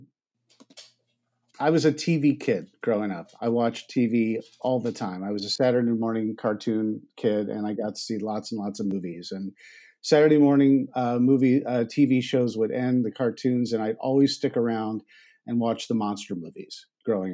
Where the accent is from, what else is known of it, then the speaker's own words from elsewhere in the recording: New York, United States; moved away as an adult; also born or lived in Ithaca, New York; now in Los Angeles, United States; I grew up in New York